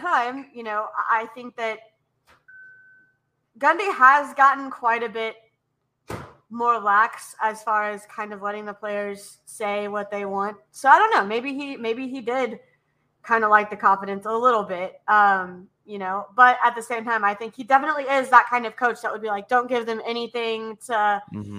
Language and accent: English; the South, United States; I come from the South. My dad's from Louisiana. My mom's from Texas